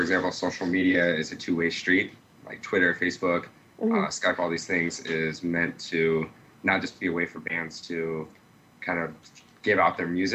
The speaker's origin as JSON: {"language": "English", "town": "Iowa City", "region": "Iowa", "country": "United States", "said": "I'm from Iowa City, Iowa."}